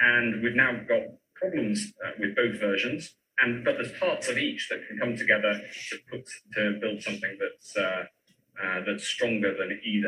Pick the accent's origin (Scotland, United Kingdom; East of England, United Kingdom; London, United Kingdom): East of England, United Kingdom; Newmarket; I'm from Newmarket.